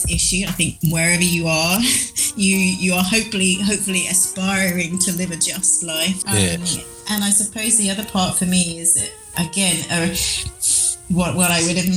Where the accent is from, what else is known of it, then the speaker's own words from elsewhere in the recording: United Kingdom; moved away as an adult; now in Peru; I'm a British person